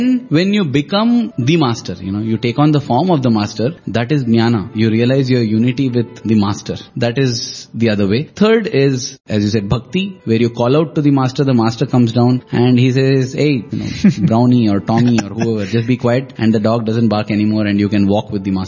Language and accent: English; Karnataka, India; first language Kannada; English is a second language; You know, my mother tongue is Kannada